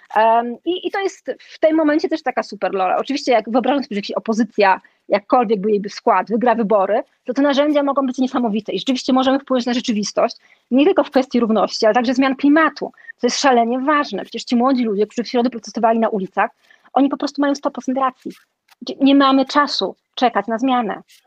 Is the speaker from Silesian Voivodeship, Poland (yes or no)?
yes; Silesian Voivodeship, Poland; wychowałam się na Śląsku, żyję tutaj